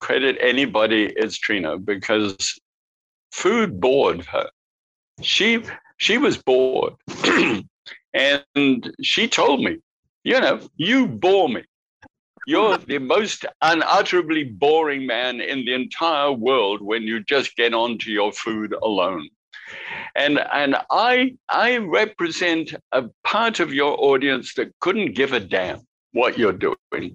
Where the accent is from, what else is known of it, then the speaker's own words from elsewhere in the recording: England, United Kingdom; accent: English; moved away as an adult; also born or lived in New Zealand; I arrived in New Zealand as a POMI, P-O-M-E, prisoner of Mother England. That's what we were referred to as POMIs, if you had come from England. So I had my English accent.